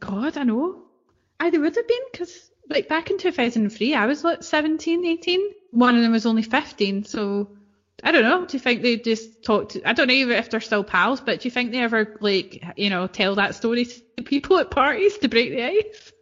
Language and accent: English; East Kilbride, Scotland, United Kingdom; I'm from East Kilbride